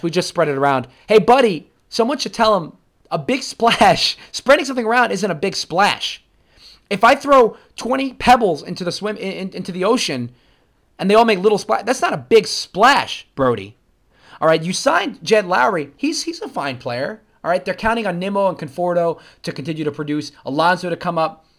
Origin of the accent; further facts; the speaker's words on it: New York, United States; I'm a New Yorker